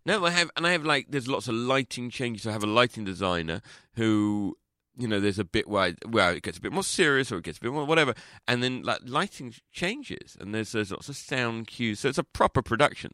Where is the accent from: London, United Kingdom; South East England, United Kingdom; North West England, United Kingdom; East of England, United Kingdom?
London, United Kingdom; I'm not from Liverpool, I'm from London